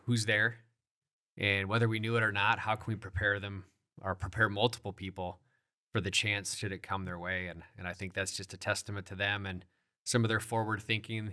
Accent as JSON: {"language": "English", "town": "Sioux Falls", "region": "South Dakota", "country": "United States", "tie": "born or raised there", "said": "born and raised in the Sioux Falls"}